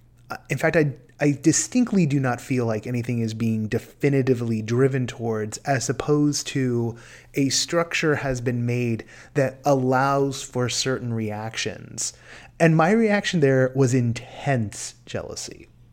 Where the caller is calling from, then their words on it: California, United States; from California.